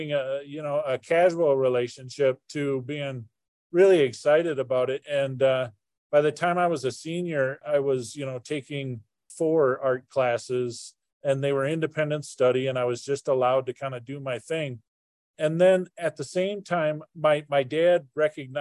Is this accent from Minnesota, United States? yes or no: yes; Minneapolis–Saint Paul, Minnesota, United States; originally I'm from Minnesota, and I grew up in the Twin Cities back in the 80s.